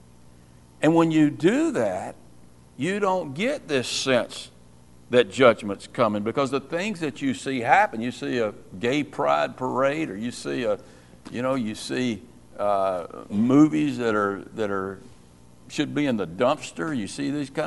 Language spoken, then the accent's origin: English; United States; I'm an American